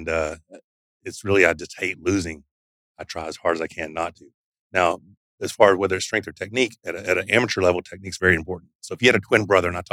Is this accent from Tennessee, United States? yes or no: no; Arkansas, United States; I grew up in Arkansas. So I'm just a country boy, redneck from Arkansas